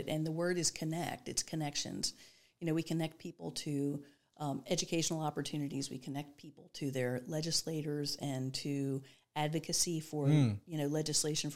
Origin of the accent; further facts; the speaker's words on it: Baltimore, Maryland, United States; also born or lived in Delaware; now in Dover, United States; I moved to Delaware in 2000. I'm originally from Baltimore.